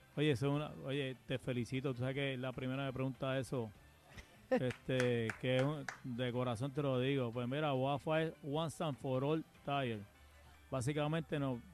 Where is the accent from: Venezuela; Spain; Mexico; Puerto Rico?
Puerto Rico